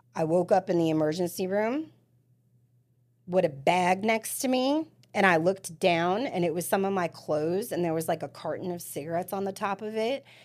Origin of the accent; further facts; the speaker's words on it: New York City, New York, United States; also born or lived in New Jersey / Florida; now in Spring Hill, United States; I am from Staten Island, New York